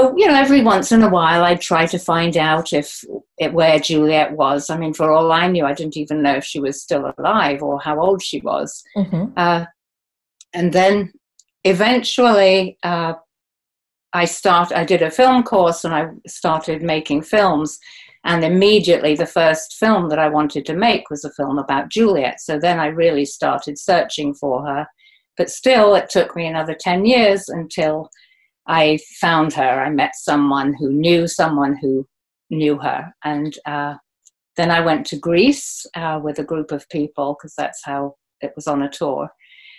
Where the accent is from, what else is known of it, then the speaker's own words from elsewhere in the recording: Oxford, South East England, United Kingdom; I grew up in a family of academics in Oxford University